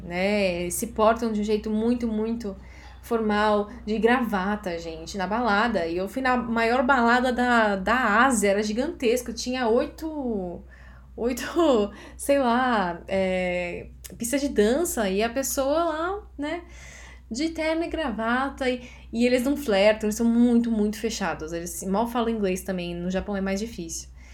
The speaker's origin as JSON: {"language": "Portuguese", "country": "Brazil", "said": "como uma boa brasileira"}